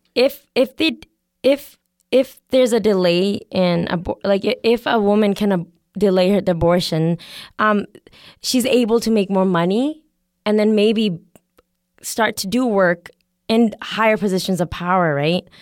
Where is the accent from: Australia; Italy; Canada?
Canada; I'm also from Canada